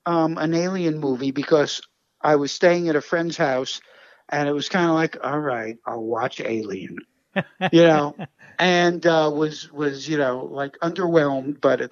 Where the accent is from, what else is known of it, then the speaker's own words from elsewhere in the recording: New York City, New York, United States; I grew up in Brooklyn, you know, like I say, in the 60s